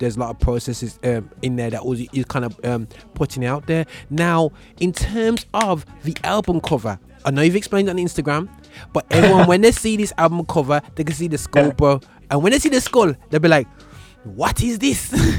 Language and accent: English; Birmingham, West Midlands, United Kingdom; accent: Brummie; Listen, man, I'm Brummie all day, but I'm a universal Brummie accent.